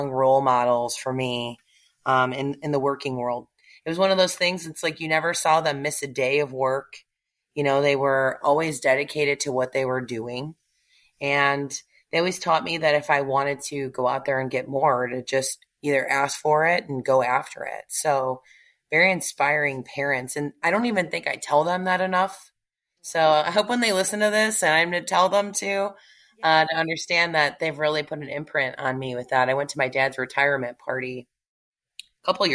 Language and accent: English; Naperville, Illinois, United States; moved away as an adult; now in Plano, United States; I was born and raised in Illinois